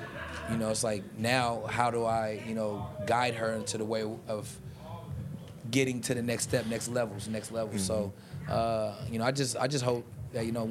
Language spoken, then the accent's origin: English; Seattle, Washington, United States; also born or lived in Oakland; I grew up Seattle